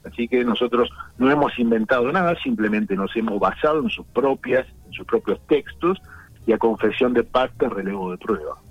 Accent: La Plata, Buenos Aires Province, Argentina; soy aquí platense, nacido en La Plata

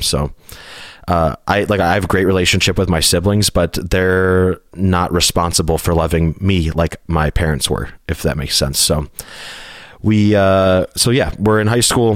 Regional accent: Hinsdale, Illinois, United States; I was born in Hinsdale, Illinois, which is a suburb, a really wealthy suburb outside of the city of Chicago

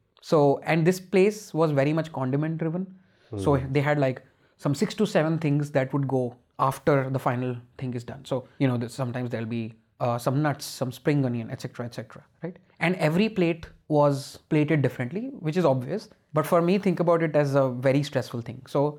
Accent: India; Of course, as an Indian, you can always have opinions.

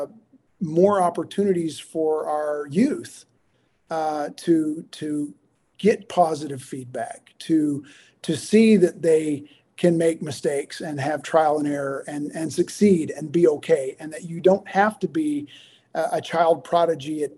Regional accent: the South, United States; growing up in the South

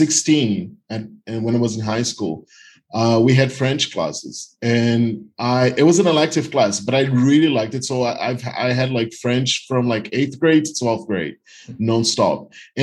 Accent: Recife, Pernambuco, Brazil; English is a second language; moved away as an adult; also born or lived in China; I was born in Brazil, more specifically in Recife, which is on the coast of Brazil. I lived here till I was 32, and I went to university, became an English teacher, worked here as an English teacher. But then when I was 32, in 2015, I moved to China.

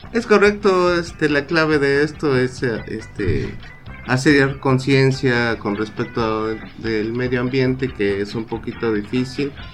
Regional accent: Mexico; los mexicanos somos excelentes integradores

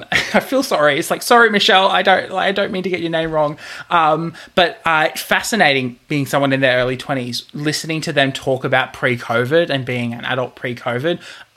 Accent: Queensland, Australia; moved away as an adult; now in Victoria, Australia; I'm come from Bogan, Queensland, where, you know, we play rugby and fight crocodiles for a living.

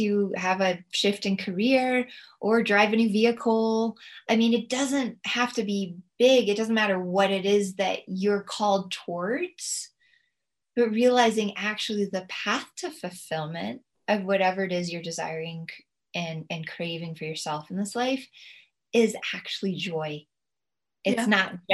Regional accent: United States; as an American

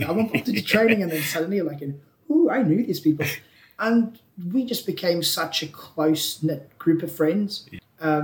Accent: South Africa; moved away as an adult; also born or lived in Ulster; I grew up in South Africa

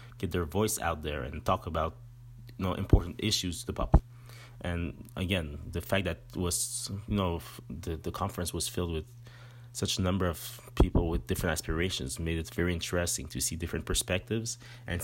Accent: Montreal, Quebec, Canada; accent: French; first language French; English is a second language; I'm from the Montreal region, more or less, and I speak French, as you can see in my accent

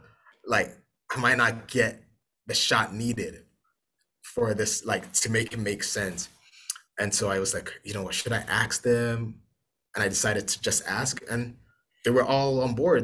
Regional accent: Ghana; I'm from Ghana

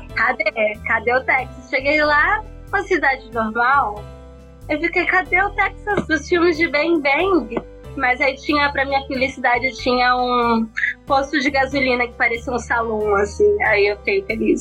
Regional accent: Brazil; moved away as an adult; now in United States; a gente que é de São Paulo e do Rio

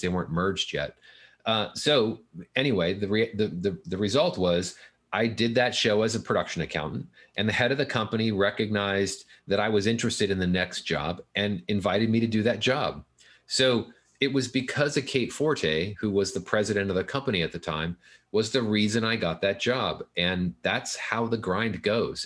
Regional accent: Fullerton, California, United States; I grew up in Fullerton

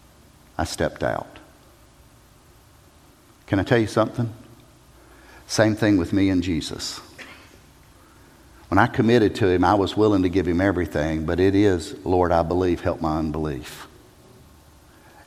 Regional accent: South Carolina, United States; I'm a redneck from South Carolina.

